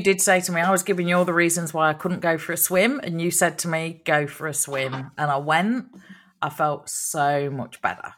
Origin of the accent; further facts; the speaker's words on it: Long Eaton, East Midlands, United Kingdom; Long Eaton, my home town